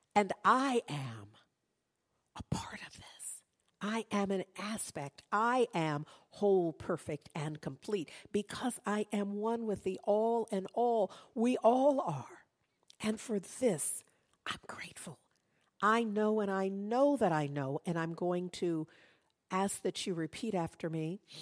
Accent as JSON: {"language": "English", "town": "Berkeley", "region": "California", "country": "United States", "tie": "born or raised there", "said": "In the neighborhood, growing up in Berkeley"}